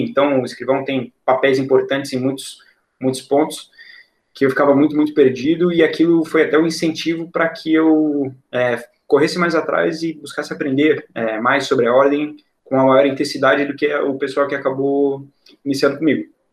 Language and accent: Portuguese; Balneário Camboriú, Santa Catarina, Brazil; also born or lived in Passo Fundo, Rio Grande do Sul; Eu vim morar em Balneário Camboriú quando eu tinha aproximadamente uns seis anos, cinco para seis anos, no ano de 2002. E desde então eu cresci aqui